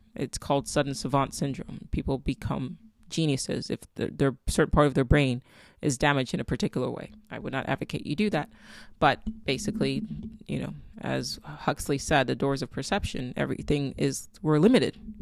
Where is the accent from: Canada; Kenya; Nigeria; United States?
Nigeria; I'm Nigerian. My daughter is Nigerian.